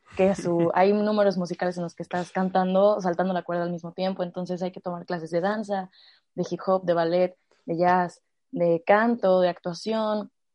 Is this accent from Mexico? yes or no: yes; Mexico City, Mexico; moved away; also born or lived in Toluca; yo vivía, yo nací en la Ciudad de México, entonces en el kinder había una estudiantina